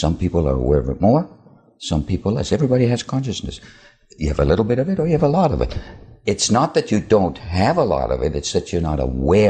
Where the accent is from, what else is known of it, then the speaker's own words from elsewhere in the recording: Finland; I was born in Finland